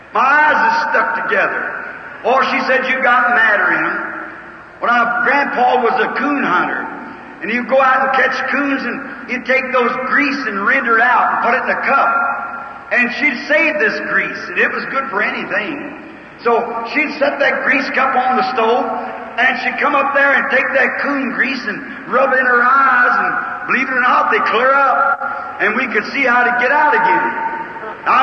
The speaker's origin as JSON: {"language": "English", "region": "Kentucky", "country": "United States", "tie": "born or raised there", "said": "I was raised in Kentucky"}